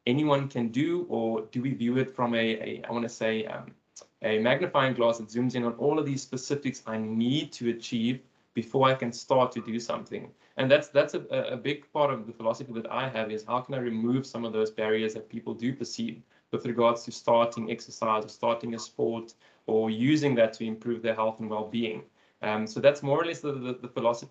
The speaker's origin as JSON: {"language": "English", "town": "Cape Town", "region": "Western Cape", "country": "South Africa", "also_born_or_lived": "Port Elizabeth, South Africa", "said": "I'm from Cape Town in South Africa"}